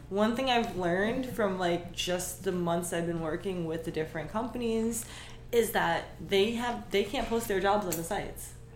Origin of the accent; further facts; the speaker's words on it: New York, United States; moved away; also born or lived in Miami; even though I'm from New York